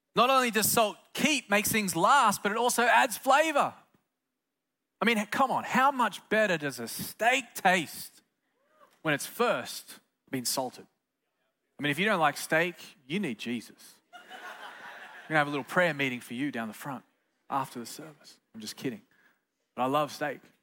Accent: Australia; moved away; Growing up in Australia, the great south land of the Holy Spirit, I just grew up as a good old pagan kid

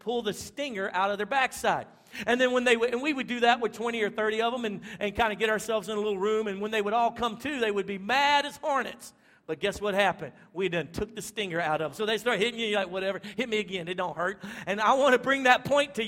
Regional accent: Louisiana, United States; now in Texas, United States; my wife and I, we were born and raised in Louisiana

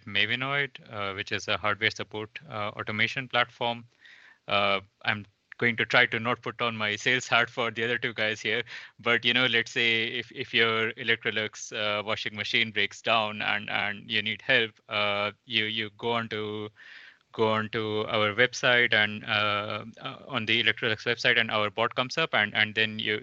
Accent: India; moved away; Originally, I'm from India, coming from a really small town

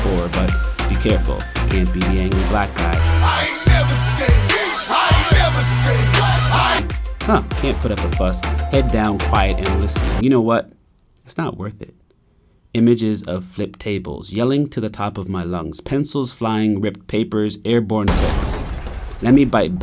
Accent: Preston, Nova Scotia, Canada; I knew I was from Preston, but where was I really from?

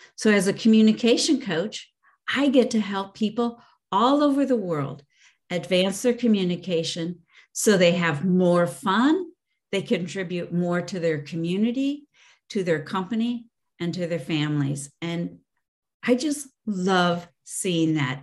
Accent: Chicago, Illinois, United States; I grew up in the Chicago area

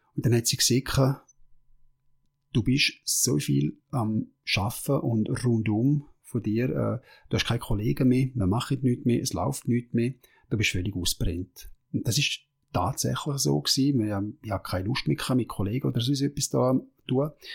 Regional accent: Switzerland; als Schweizer

